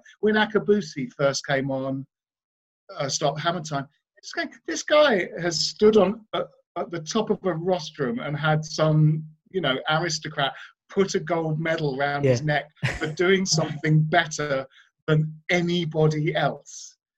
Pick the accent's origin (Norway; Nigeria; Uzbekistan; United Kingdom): United Kingdom; Bromley, London; because I grew up in Bromley in South London, and the Blackwall Tunnel sort of took you.